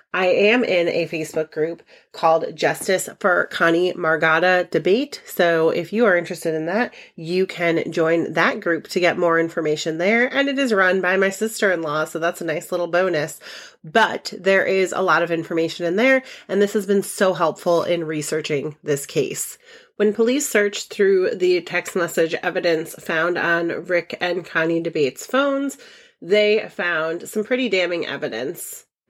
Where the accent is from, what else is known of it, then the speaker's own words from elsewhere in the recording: Ellington, Connecticut, United States; I am from Ellington, Connecticut